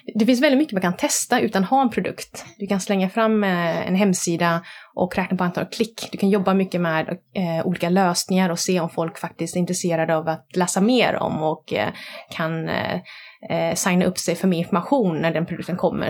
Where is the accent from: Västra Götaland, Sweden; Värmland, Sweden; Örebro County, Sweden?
Västra Götaland, Sweden; Gothenburg; jag kommer från Göteborg. Mina föräldrar kom hit från eh, Vietnam under Vietnamkriget. Träffades här och jag är född i Sverige. Så jag är uppvuxen i Bergsjön